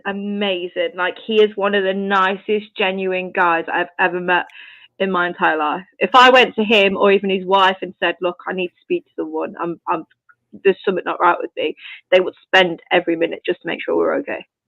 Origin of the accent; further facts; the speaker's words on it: United Kingdom; I'm British